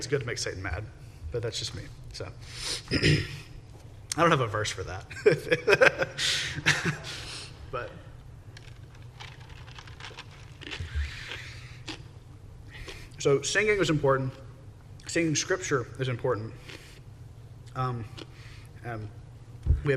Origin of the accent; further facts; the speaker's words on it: United States; we're American